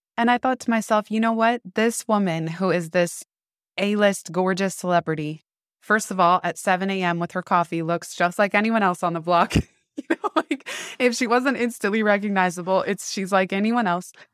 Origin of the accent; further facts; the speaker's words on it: San Francisco, California, United States; I grew up in San Francisco